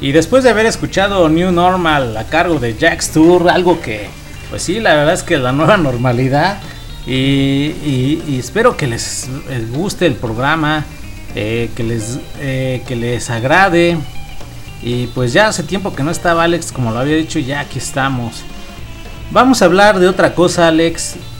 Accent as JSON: {"language": "Spanish", "town": "Chimalhuacán", "region": "State of Mexico", "country": "Mexico", "said": "del municipio de donde somos, de Chimalhuacán, Estado de México"}